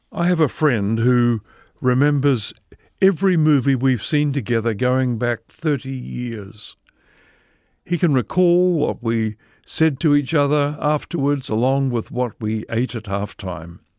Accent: New Zealand

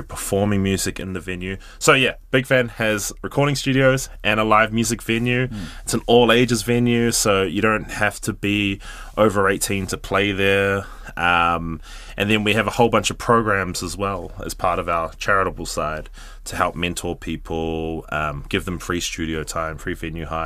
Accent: Gisborne, New Zealand; moved away as an adult; I'm from Gizzy, moved up here in 2010

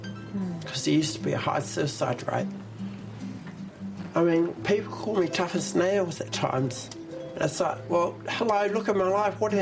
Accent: Taranaki, New Zealand; born there; I was born in Taranaki, like.

